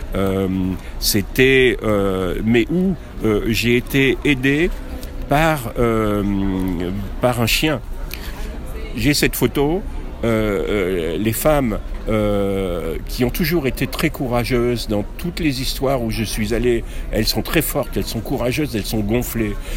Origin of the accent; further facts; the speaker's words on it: France; je suis français